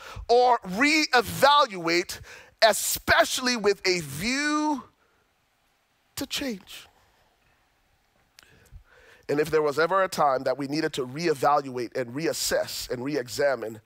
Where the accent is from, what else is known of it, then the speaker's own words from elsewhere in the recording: Liberia; now in United States; I'm originally from Liberia, West Africa. I came to the States after surviving the Liberian Civil War